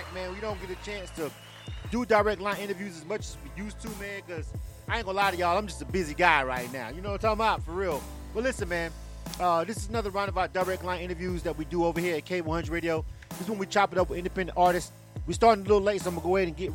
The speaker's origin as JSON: {"language": "English", "region": "Florida", "country": "United States", "tie": "born or raised there", "moved": "as an adult", "lives_now": "Atlanta, United States", "said": "I'm born and raised in Florida, but I've been in Atlanta for 20-something years"}